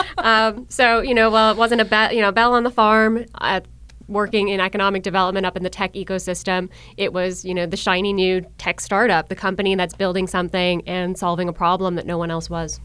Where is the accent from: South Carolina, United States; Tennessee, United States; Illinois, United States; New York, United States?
New York, United States; Buffalo; moved away as an adult; also born or lived in Virginia / Brunswick, Georgia; now in Georgia, United States; I was raised in Buffalo, New York, born and raised